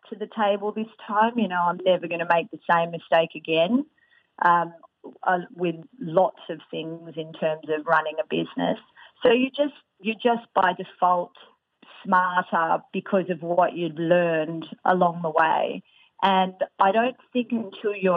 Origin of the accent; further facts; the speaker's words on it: Australia; I'm Australian